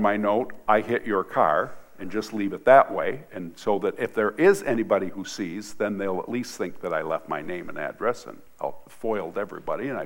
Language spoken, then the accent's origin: English; Michigan, United States; also born or lived in Hart, Michigan / Vassar, Michigan; I'm from Michigan